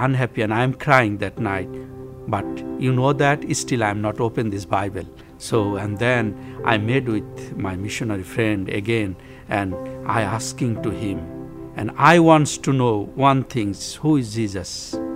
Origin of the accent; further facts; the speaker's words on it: Bangladesh; I came from Bangladesh.